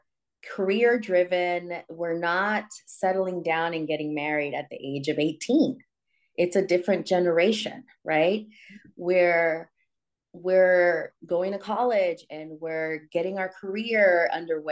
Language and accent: English; San Francisco, California, United States; I'm from San Francisco, Mission District